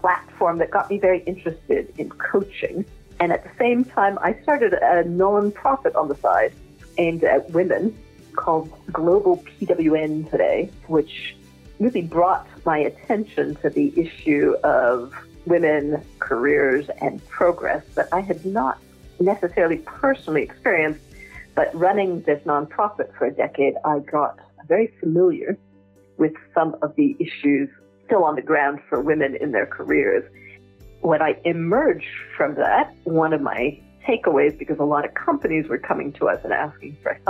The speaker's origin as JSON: {"language": "English", "town": "Toronto", "region": "Ontario", "country": "Canada", "tie": "born or raised there", "also_born_or_lived": "Quebec City, Canada / Paris, France", "moved": "as an adult", "lives_now": "London, United Kingdom", "said": "I started out being born in Canada, in Quebec City, of a French mother and a Swiss father, both immigrants from Europe. I grew up in Toronto and did all my schooling and university there"}